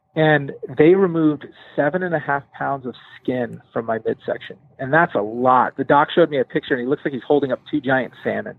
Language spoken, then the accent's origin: English; San Diego, California, United States; now in Salt Lake City, United States; I grew up in San Diego